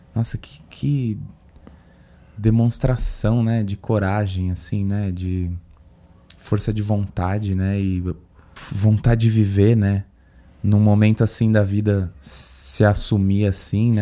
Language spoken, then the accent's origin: Portuguese; Guarujá, São Paulo, Brazil; now in São Paulo, Brazil; Eu passei muito da minha infância no Guarujá